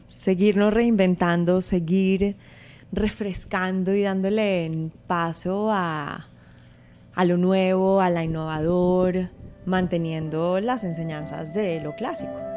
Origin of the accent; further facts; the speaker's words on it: Colombia; nosotros somos colombianos